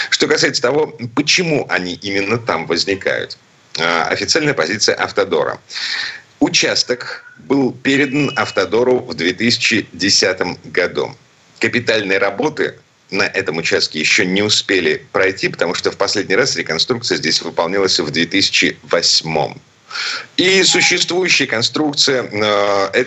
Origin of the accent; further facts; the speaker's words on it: Saint Petersburg, Russia; из Петербурга